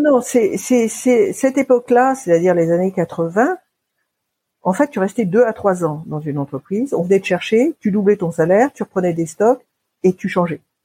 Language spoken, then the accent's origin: French; Paris, Île-de-France, France; also born or lived in Basque Country; J'ai grandi à Paris. J'ai grandi euh, dans les beaux quartiers, ce qu'on appelle les beaux quartiers de Paris